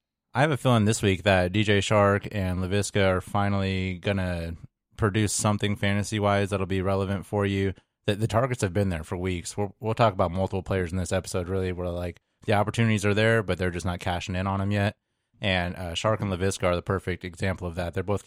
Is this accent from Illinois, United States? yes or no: yes; Illinois, United States; when I was growing up in Illinois